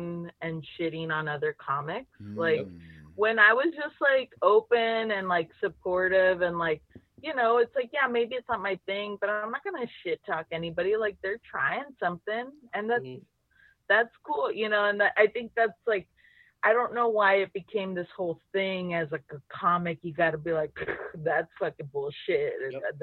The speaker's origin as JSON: {"language": "English", "town": "Laredo", "region": "Texas", "country": "United States", "said": "I'm from Laredo"}